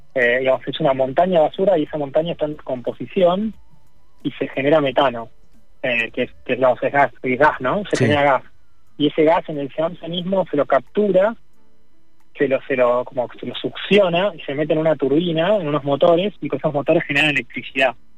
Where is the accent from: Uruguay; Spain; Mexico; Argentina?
Argentina; Acá en Argentina que tenemos mucho más territorio